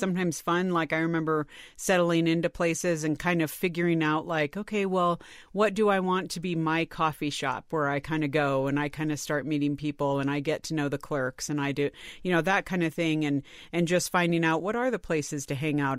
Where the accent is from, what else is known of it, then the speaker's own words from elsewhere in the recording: California, United States; moved away as an adult; also born or lived in Washington, D.C.; I grew up in California